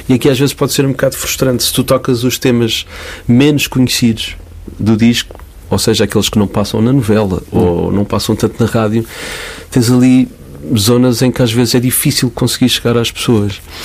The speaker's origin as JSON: {"language": "Portuguese", "town": "Cascais", "region": "Lisbon", "country": "Portugal", "tie": "born or raised there", "also_born_or_lived": "Caldas da Rainha / Porto Santo, Madeira", "said": "Lisboa, mais precisamente Parede de Cascais. Foi lá que eu cresci."}